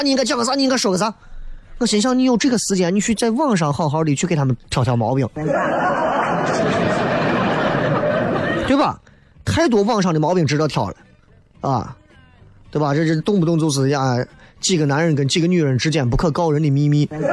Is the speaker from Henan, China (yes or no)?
no; Xi'an, Shaanxi, China; 我们西安人